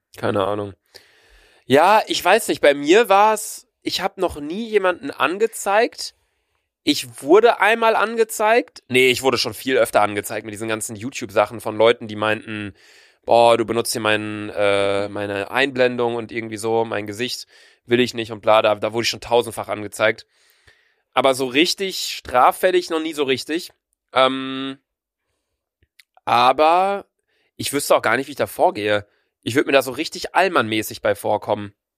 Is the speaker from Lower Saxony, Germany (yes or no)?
no; a small suburb of Bielefeld, North Rhine-Westphalia, Germany; wir kommen aus der Stadt, da kann man nur Möbel kaufen